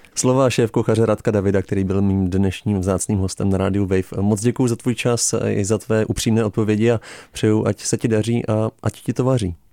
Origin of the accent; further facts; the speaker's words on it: Prague, Czechia; jako Čech, jako Pražák